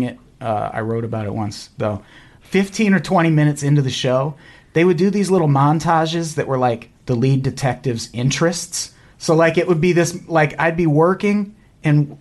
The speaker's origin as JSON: {"language": "English", "town": "Peoria", "region": "Illinois", "country": "United States", "tie": "born or raised there", "moved": "yes", "said": "When I was in Peoria in grade school"}